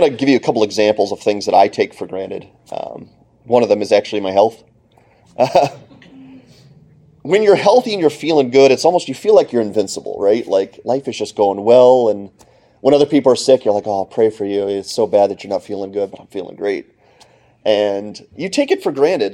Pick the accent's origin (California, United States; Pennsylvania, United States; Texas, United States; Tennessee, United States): Pennsylvania, United States; Clarks Summit; moved away as an adult; now in Ypsilanti, United States; I grew up in Clark Summit, Pennsylvania